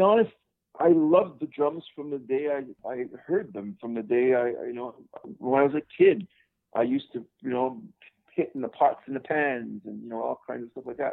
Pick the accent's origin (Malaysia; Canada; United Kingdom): Canada; Montreal, Quebec; moved away; I'm originally from Montreal, Canada. I was born in the Great White North